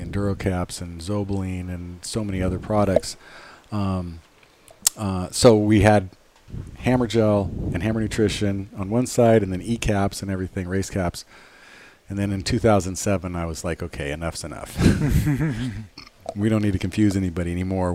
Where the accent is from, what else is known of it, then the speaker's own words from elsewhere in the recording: Los Angeles, California, United States; I was born at home in the Hollywood Hills. 1967